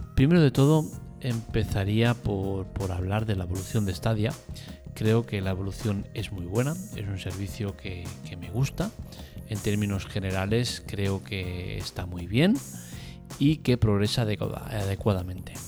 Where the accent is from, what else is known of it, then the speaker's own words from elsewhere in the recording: Spain; soy un ciudadano español, vivo en España